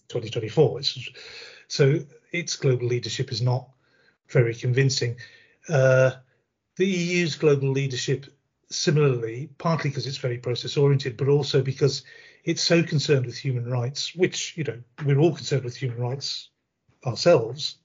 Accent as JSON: {"language": "English", "country": "United Kingdom", "said": "we in the UK"}